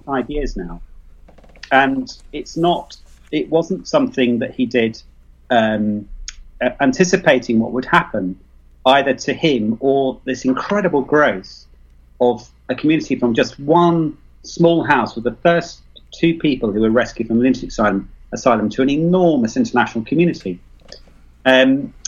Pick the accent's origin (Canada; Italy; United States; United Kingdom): United Kingdom; accent: British; also born or lived in Leicester; Well, I was born near London, so I'm extremely British.